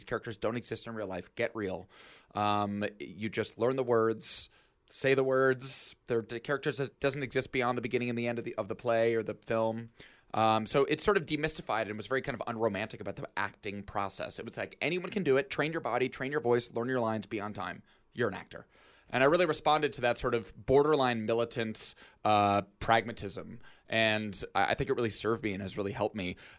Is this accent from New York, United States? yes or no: yes; New York, United States; Yeah, so I am from upstate New York originally, and I grew up near Albany.